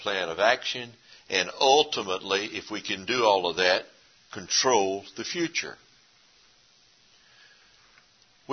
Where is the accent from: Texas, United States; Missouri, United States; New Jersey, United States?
Texas, United States; East; moved away; Where I grew up in East Texas originally